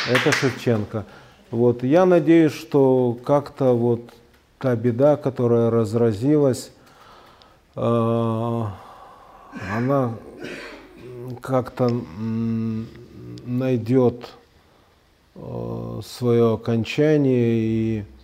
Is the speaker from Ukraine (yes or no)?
yes; Ukraine; now in Russia; Это сознательно, потому что я, хоть русский, я вырос на Украине – и очень люблю этот народ и эту культуру, и неплохо ее знаю. Я окончил украинскую школу.